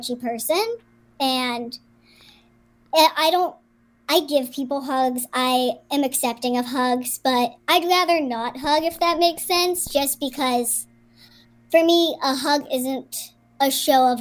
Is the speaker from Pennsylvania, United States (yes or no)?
yes; Pittsburgh, Pennsylvania, United States; I grew up in Pittsburgh